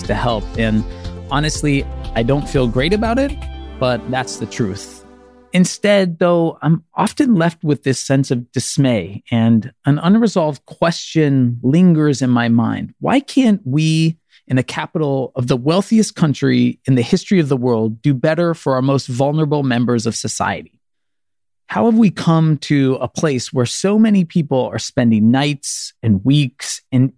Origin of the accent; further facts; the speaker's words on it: Denver, Colorado, United States; moved away; my hometown of Denver, Colorado